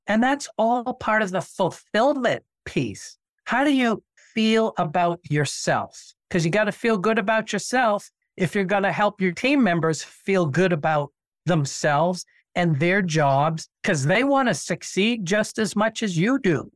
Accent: Nashua, New Hampshire, United States; I went back and practiced in my hometown in Nashua, New Hampshire

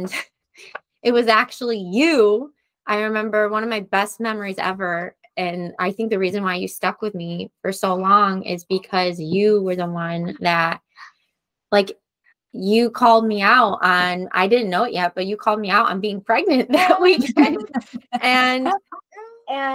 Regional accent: New York, United States; I'm from New York

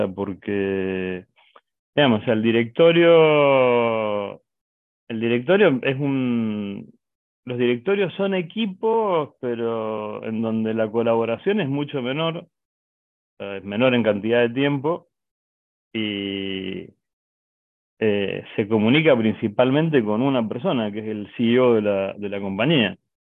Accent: Mendoza, Argentina; Nosotros somos de Mendoza, es una ciudad que está al oeste de Argentina.

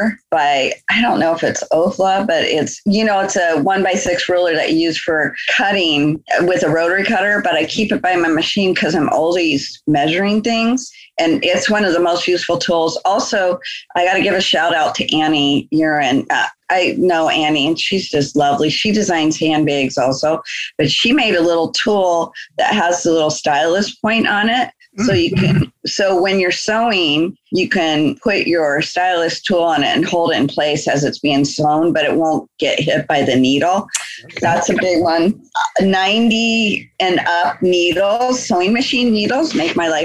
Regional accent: Anchorage, Alaska, United States; we grew up together in Anchorage, Alaska.

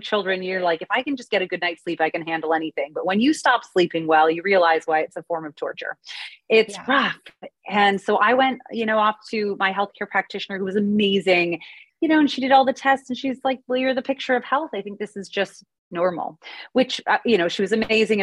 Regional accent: Canada; now in United States; I'm Canadian originally, but I live in the US

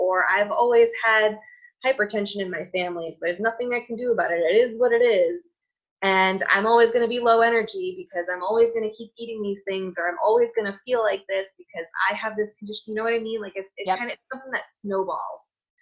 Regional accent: United States; my culture as an American, like we hug

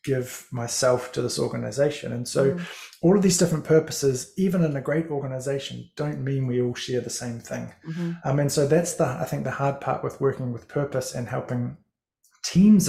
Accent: Christchurch, Canterbury, New Zealand; moved away as an adult; also born or lived in Levin, New Zealand; now in Northland, New Zealand; I'm originally from Christchurch, although I was born in Levin, not too far from where you are, but you know, back from 0 to 1, and then grew up in Christchurch

